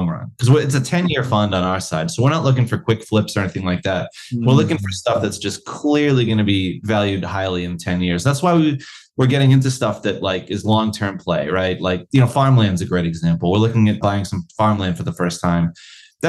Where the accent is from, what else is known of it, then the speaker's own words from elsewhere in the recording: United States; now in Australia; as an American